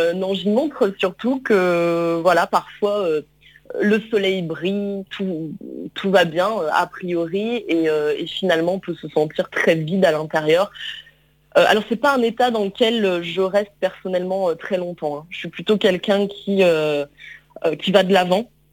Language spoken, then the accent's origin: French; Lyon, Auvergne-Rhône-Alpes, France; je suis lyonnaise euh, d'origine